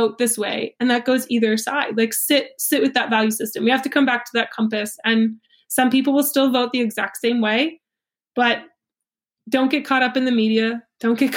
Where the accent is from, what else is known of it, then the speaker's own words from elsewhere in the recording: United States; I'm American